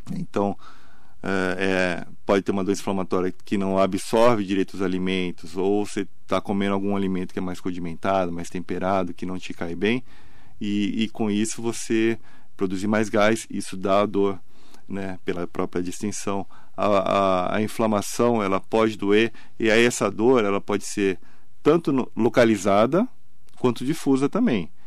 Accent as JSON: {"language": "Portuguese", "town": "Santos", "region": "São Paulo", "country": "Brazil", "moved": "yes", "lives_now": "Mogi das Cruzes, Brazil", "said": "Eu sou de Santos. Eu sou, eu sou mais mogiano do que santista"}